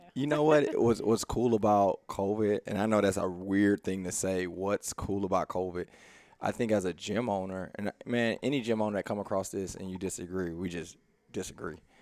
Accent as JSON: {"language": "English", "town": "Houston", "region": "Texas", "country": "United States", "tie": "born or raised there", "said": "we grew up in East Houston"}